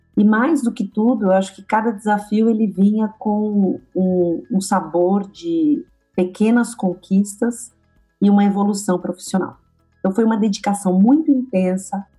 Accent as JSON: {"language": "Portuguese", "area": "ABC Paulista", "region": "São Paulo", "country": "Brazil", "tie": "born or raised there", "said": "ser uma garota que nasce no ABC"}